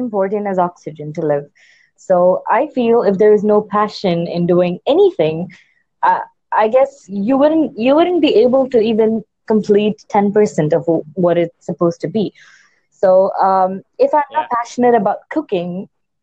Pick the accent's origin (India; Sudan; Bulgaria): India; me being an Indian